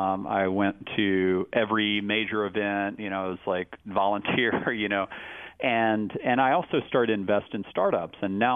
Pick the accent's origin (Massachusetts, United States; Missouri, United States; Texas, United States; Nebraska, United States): Texas, United States; Austin; And one of my huge regrets growing up in Austin is that I never saw him play live.